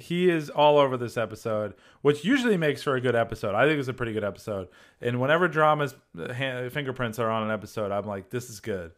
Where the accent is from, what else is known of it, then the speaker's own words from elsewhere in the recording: Massachusetts, United States; moved away; Massachusetts where I belong. My accent's coming back